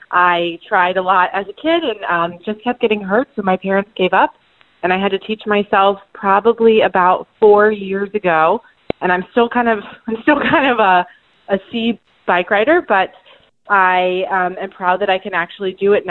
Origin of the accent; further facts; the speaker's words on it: Austin, Texas, United States; now in Atlanta, United States; I grew up in Austin, Texas, um, and it was super hilly, and my neighborhood had no sidewalks.